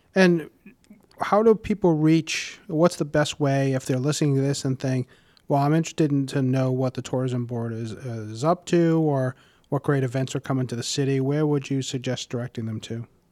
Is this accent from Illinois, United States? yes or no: no; Warwick, Rhode Island, United States; I grew up in Warwick and have been a homeowner for over